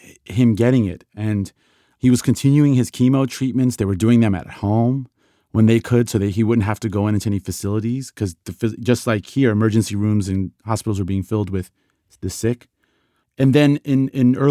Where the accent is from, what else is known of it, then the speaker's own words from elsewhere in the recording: Tehran, Tehran Province, Iran; now in Rockville, United States; I live in Rockville, Maryland, but I was born in Iran, Tehran, Iran.